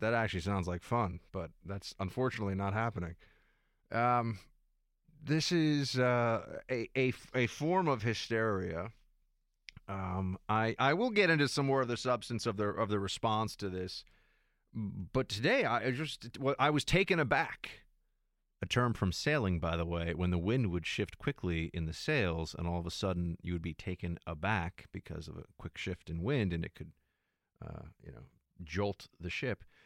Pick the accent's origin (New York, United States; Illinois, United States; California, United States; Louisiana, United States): New York, United States; New York City; I'm from New York City. I'm from Manhattan